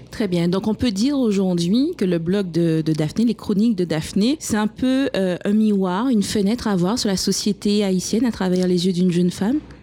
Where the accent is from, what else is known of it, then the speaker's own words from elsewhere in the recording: Guadeloupe; chez moi en Guadeloupe, on a aussi beaucoup de préjugés concernant les femmes même si nous sommes un territoire, euh, un département français, mais nous sommes quand même des Caribéens